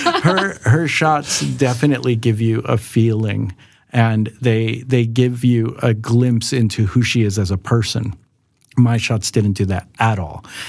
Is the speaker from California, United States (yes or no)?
yes; Los Angeles, California, United States; moved away as an adult; now in Sweden; I'm also American, as Lydia said. Uh, I'm from Los Angeles